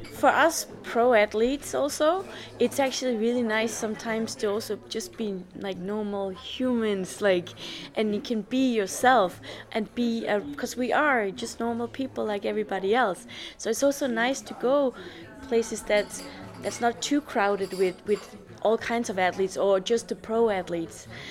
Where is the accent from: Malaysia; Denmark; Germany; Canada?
Denmark; I'm from Denmark. We don't have many lakes or any mm. hills